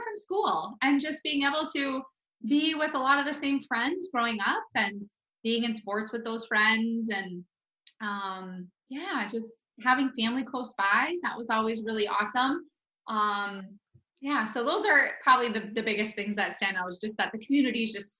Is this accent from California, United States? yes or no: no; Felch, Michigan, United States; I loved growing up in Felch. It is such a quaint town where the community just really sticks together, and people are just very loving and very kind.